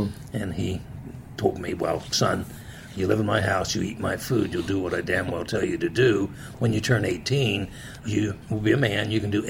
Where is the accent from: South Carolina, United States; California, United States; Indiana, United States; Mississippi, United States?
Indiana, United States; Marion; A farming community, mm-hmm. Fairly small population. And then at the time, depended on factories because we're so close to Detroit.